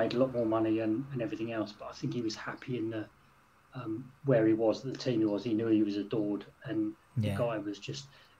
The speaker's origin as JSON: {"language": "English", "town": "St Albans", "region": "East of England", "country": "United Kingdom", "said": "I'm from St Albans, so I'm not far from Luton and stuff, but so I grew up with a lot of Luton fans"}